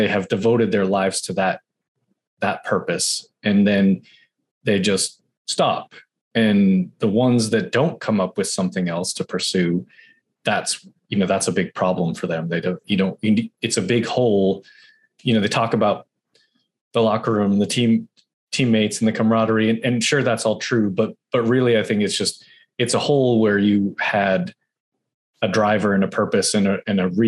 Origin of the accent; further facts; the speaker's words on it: Boston, Massachusetts, United States; moved away; I'm from Boston originally